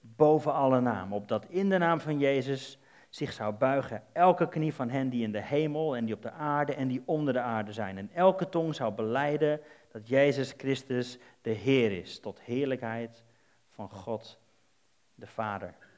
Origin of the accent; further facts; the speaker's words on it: Netherlands; Wij zijn Nederlanders